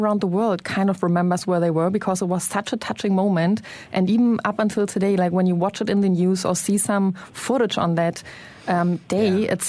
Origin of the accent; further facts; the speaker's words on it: Berlin, Germany; So personally, I grew up in East Berlin. And so I very vividly remember that time. I was 9 years when the wall came down.